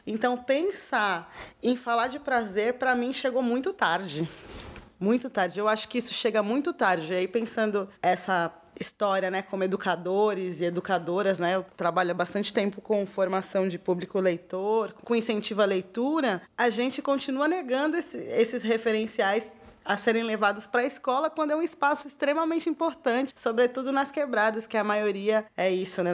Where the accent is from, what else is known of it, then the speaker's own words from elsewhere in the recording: Rio de Janeiro, Brazil; accent: carioca; quando eu fico nervosa, eu fico com um sotaque muito carioca